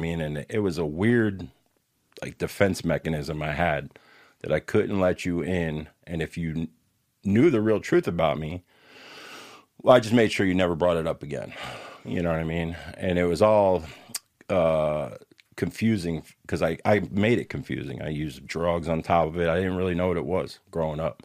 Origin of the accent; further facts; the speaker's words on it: Newark, New Jersey, United States; moved away; also born or lived in Camden, New Jersey / Bloomfield, New Jersey / Florida; I grew up mostly in Newark and in Bloomfield, East Orange, West Orange